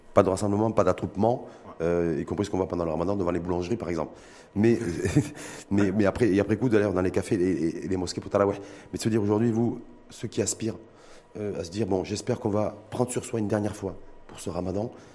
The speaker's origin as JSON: {"language": "French", "country": "Morocco", "said": "chez nous au Maroc"}